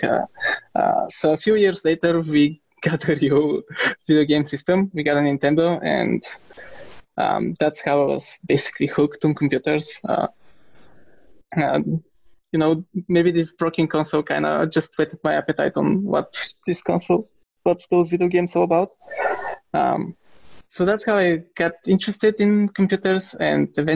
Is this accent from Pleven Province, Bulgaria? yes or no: yes; Pleven, Pleven Province, Bulgaria; I grew up in Bulgaria in a small town called Pleven